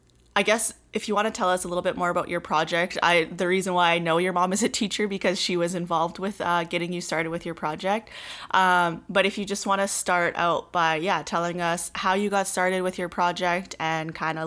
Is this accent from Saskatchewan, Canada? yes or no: yes; Saskatoon, Saskatchewan, Canada; I'll be hosting this episode of the Rising Youth Podcast. I'm from Treaty 6 Territory in Saskatoon, Saskatchewan. I am a Woodland Cree woman and an educator.